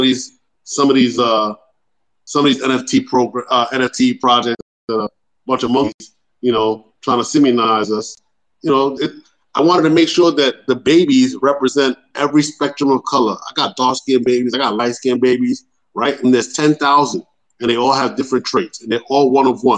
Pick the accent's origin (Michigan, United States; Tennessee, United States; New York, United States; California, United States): New York, United States; New York City; now in Panama; I'm from the Bronx, too. Boricua, we represent